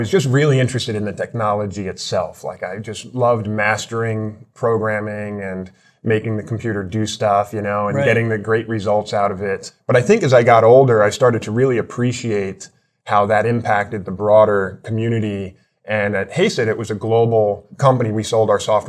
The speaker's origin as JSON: {"language": "English", "region": "New York", "country": "United States", "also_born_or_lived": "Los Angeles", "moved": "as an adult", "said": "I'm from the East Coast"}